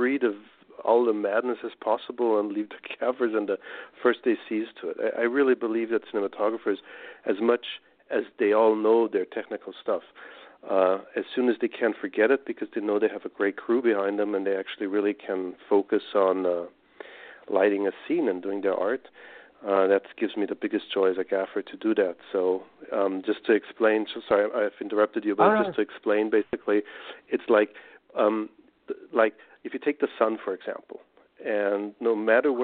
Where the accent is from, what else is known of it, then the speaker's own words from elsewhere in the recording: Austria; I come from Austria